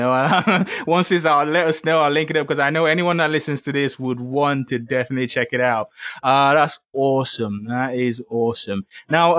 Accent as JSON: {"language": "English", "region": "Lagos", "country": "Nigeria", "tie": "born or raised there", "said": "I grew up in Lagos. It was a happy time."}